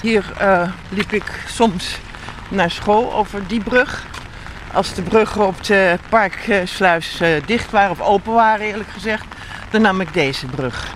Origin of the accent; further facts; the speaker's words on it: Rotterdam, South Holland, Netherlands; moved away; die wijken waar ik ben opgegroeid